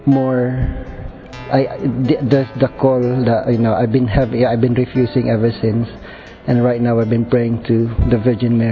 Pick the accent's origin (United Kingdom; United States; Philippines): Philippines; moved away; I came from the Philippines